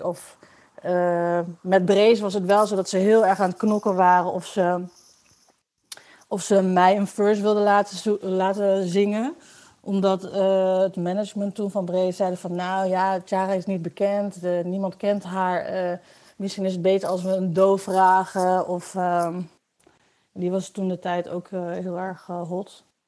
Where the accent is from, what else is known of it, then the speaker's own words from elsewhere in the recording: Wierden, Overijssel, Netherlands; moved away as an adult; also born or lived in Enschede; now in Amsterdam, Netherlands; ik ben eh, geboren in Enschede. En ik ben opgegroeid in Wierden, in de Molukse wijk